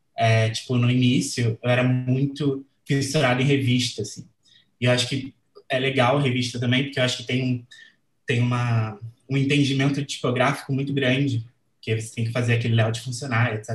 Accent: Rio de Janeiro, Brazil; sou aqui do Rio de Janeiro

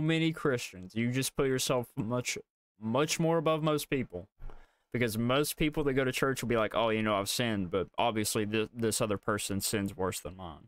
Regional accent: the South, United States; accent: Southern; You can tell by our voices we're from the South

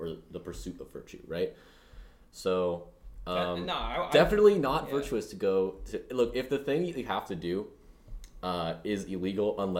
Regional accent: Texas, United States; in my home state of Texas

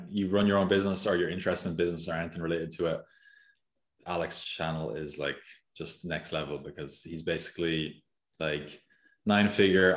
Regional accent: Mullingar, Leinster, Ireland; also born or lived in Dublin, Ireland; now in Barcelona, Spain; I'm from Mullingar

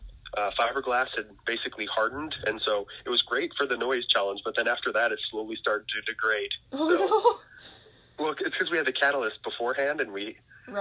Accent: Weiser, Idaho, United States; now in Lebanon, United States; I'm from Weezer, Idaho

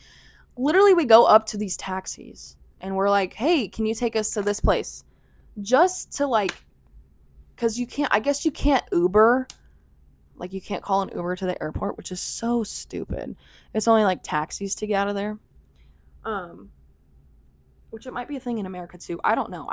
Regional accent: United States; we're American

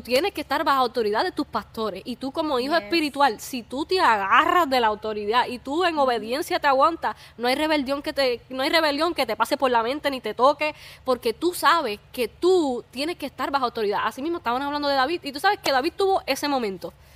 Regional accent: Puerto Rico; somos de Puerto Rico.

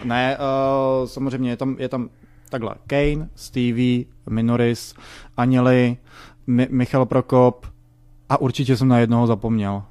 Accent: Prague, Czechia; jsem z Barandova, eh, vyrůstal jsem mezi mm, lidma

